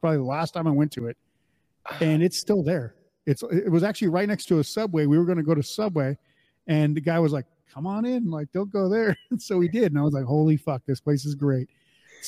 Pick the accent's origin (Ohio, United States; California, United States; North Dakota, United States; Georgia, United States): North Dakota, United States; Mandan; I grew up in North Dakota, Mandan, North Dakota